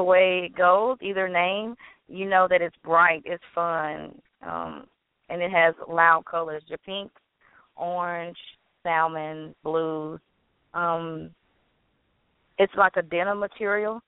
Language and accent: English; Louisiana, United States; I'm from Louisiana